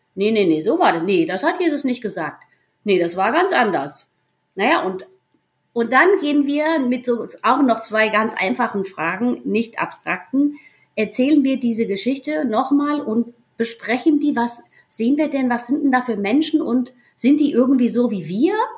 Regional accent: near Giessen, Hesse, Germany; moved away as an adult; also born or lived in Argentina / Reichelsheim; Wir kommen aus Gießen, aus der Nähe von Gießen in Hessen, kennen uns schon aus der Schule

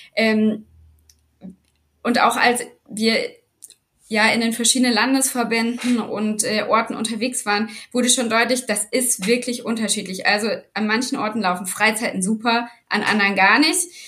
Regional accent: Black Forest, Baden-Württemberg, Germany; Also ich bin unten im Schwarzwald aufgewachsen

